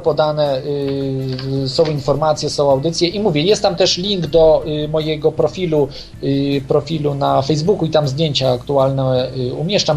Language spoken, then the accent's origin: Polish; Poland; jednym z trzech dziennikarzy polskich